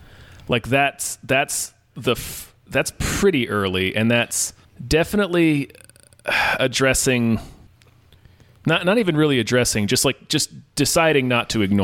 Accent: Virginia, United States; I was born in Virginia.

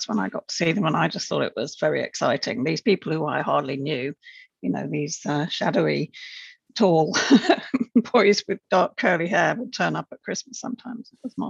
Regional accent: Preston, North West England, United Kingdom; moved away; So I grew up in a town in the northwest of England in the UK called Preston. It's very much a working class town. It was famous for being a centre of the mill industry, cotton mills, textiles.

